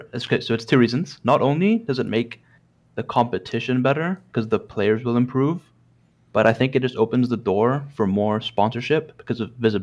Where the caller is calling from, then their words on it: United Kingdom; From the UK, man.